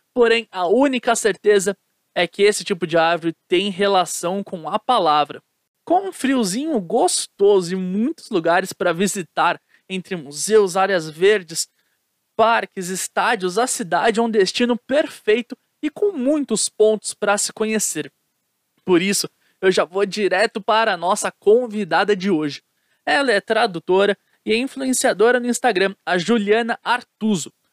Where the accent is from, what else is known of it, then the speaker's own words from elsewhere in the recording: São Paulo, Brazil; E eu sou de São Paulo